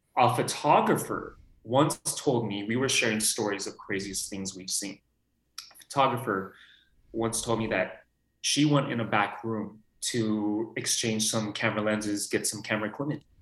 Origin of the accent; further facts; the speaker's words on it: Los Angeles, California, United States; I'm born and raised here. So I see all these actors coming into Burbank, North Hollywood area